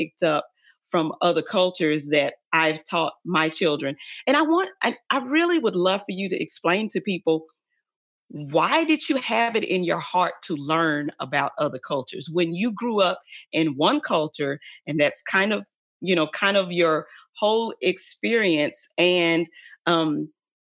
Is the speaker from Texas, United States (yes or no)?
yes; Dallas, Texas, United States; I grew up in Oak Cliff